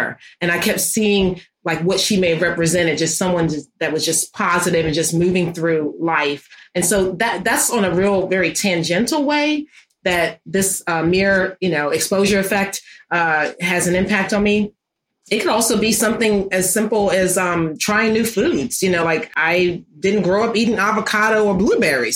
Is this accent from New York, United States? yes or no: yes; New York City, New York, United States; when I was growing up in Harlem